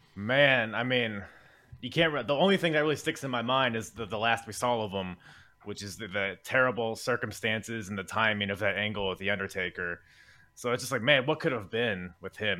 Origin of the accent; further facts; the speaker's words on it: United States; as an American